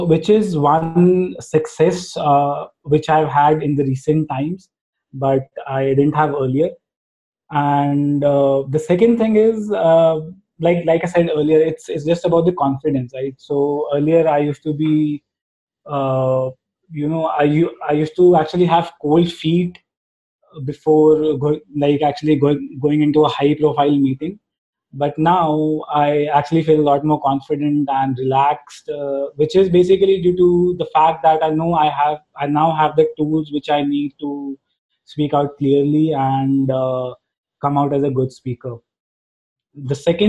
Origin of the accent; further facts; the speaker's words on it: India; first language Hindi; English is a second language; And since being from India, my mother tongue is actually Hindi